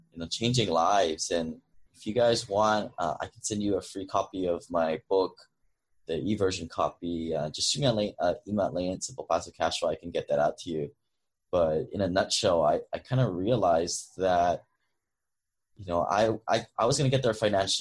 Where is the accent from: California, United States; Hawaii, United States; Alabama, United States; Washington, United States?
Hawaii, United States; moved away as an adult; also born or lived in Seattle; I grew up in Hawaii. 2003, I moved to Seattle for college.